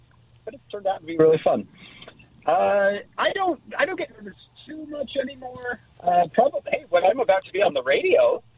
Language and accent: English; St. George, Utah, United States; I grew up in St. George. In the 1980s and the 1990s, those were good days. Good days, St. George, and that was good television back then.